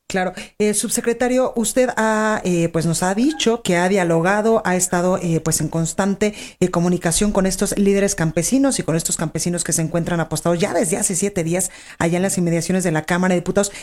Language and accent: Spanish; Guadalajara, Jalisco, Mexico; aquí en Guadalajara, Jalisco, en mi tierra